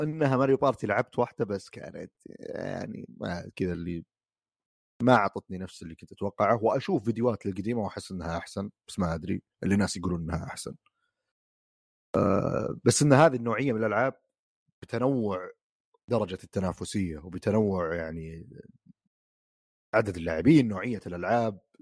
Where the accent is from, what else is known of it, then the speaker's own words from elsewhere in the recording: Saudi Arabia; عندنا في السعوديه